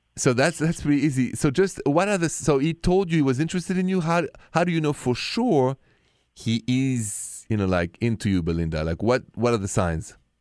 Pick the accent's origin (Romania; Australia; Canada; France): France; accent: French; my accent is French, français